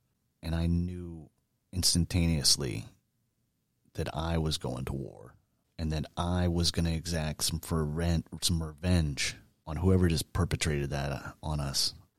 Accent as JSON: {"language": "English", "town": "Boone Grove", "region": "Indiana", "country": "United States", "tie": "born or raised there", "said": "I was born in Northwest Indiana, grew up in a little town called Boone Grove. It was a small farming community, no stoplights, no commercial businesses, but not that far outside of Chicago."}